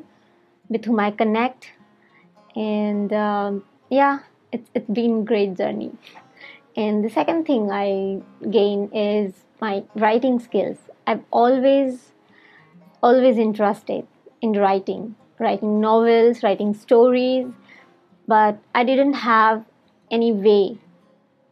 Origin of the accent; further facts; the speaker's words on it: India; English is a second language; from India